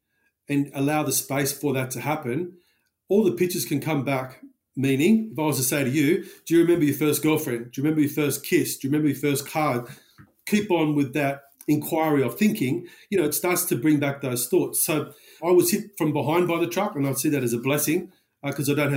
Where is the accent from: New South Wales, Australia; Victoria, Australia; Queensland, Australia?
New South Wales, Australia; Sydney; also born or lived in Caringbah; So we grew up out west in Tregear, suburb of Mount Druitt.